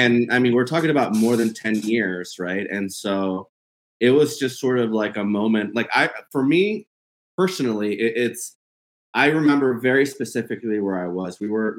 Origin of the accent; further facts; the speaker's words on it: Hidalgo, Texas, United States; I grew up in Hidalgo.